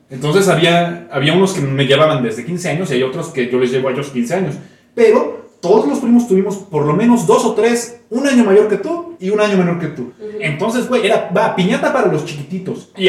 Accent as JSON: {"language": "Spanish", "country": "Venezuela", "said": "Saludo a mi pueblo venezolano querido."}